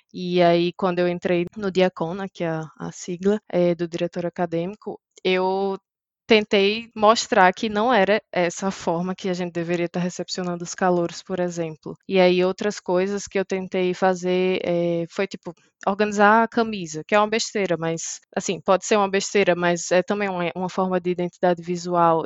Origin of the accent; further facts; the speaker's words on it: Maceió, Alagoas, Brazil; moved away as an adult; now in Graz, Austria; Eu sou de Maceió, Alagoas